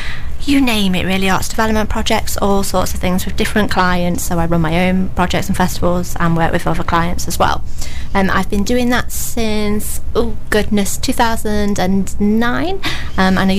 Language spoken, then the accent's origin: English; Newark, East Midlands, United Kingdom; now in Lincoln, United Kingdom; I'm originally from Newark